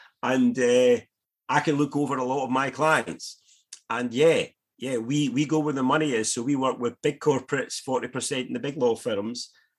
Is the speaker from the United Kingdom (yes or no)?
yes; Eaglesham, Scotland, United Kingdom; also born or lived in Paisley; now in Brookfield, United Kingdom; I'm a West of Scotland boy. I was brought up in Eaglesome, wee village in the south side that we went to school in Paisley.